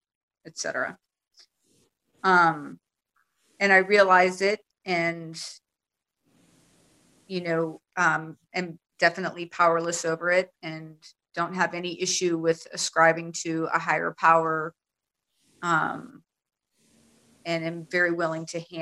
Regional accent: United States; now in Netherlands; I'm actually in the Netherlands, so we don't celebrate Thanksgiving here. So but I'm American

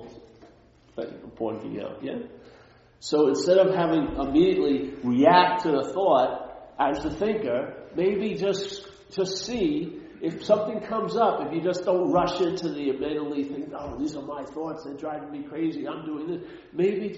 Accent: New York, United States; I'm from New York

